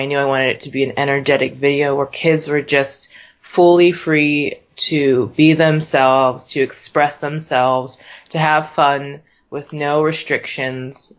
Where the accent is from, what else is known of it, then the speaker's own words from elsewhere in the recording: Pittsburgh, Pennsylvania, United States; moved away as an adult; now in Philadelphia, United States; I grew up in Pittsburgh. Um, there pretty much my whole life. My family moved there when I was probably about three or four or so